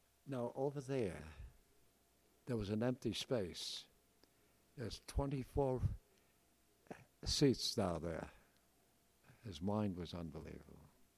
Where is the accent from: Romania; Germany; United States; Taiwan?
United States; New York; accent: Bronx; But I'd fallen in love with England. The language. I lost my Bronx accent. I started speaking English properly.